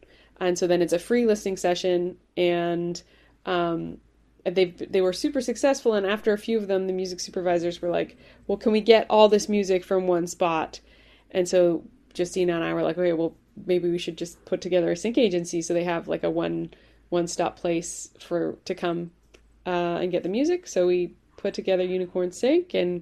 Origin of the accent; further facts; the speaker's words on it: Vancouver, British Columbia, Canada; moved away as an adult; also born or lived in Ireland / Hawaii; now in Bay Area, United States; I was born in Ireland, immigrated to Canada when I was 5, grew up in Vancouver, BC